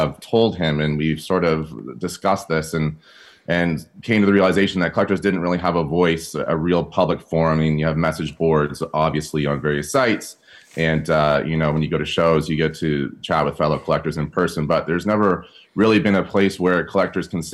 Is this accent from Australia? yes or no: no; Toronto, Ontario, Canada; moved away as an adult; also born or lived in California; now in West Hollywood, United States; I'm actually originally from Toronto